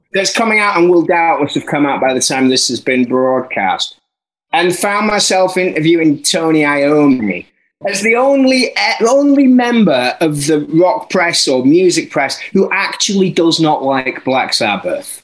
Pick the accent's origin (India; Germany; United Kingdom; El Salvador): United Kingdom; Barnsley, Yorkshire and the Humber; I'm from Barnsley